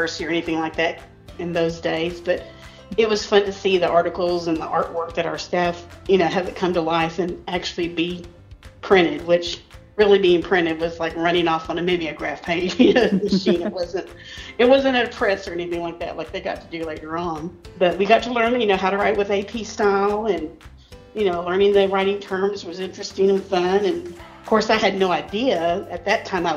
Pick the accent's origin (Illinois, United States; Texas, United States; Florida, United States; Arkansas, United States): Texas, United States; Pleasanton; moved away as an adult; now in San Antonio, United States; Actually, I was born and raised in Pleasanton and only recently moved away in 2019